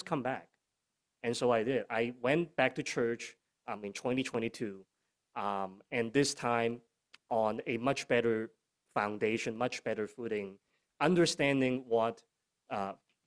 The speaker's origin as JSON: {"language": "English", "country": "Hong Kong", "tie": "born or raised there", "moved": "yes", "said": "I'm originally from Hong Kong"}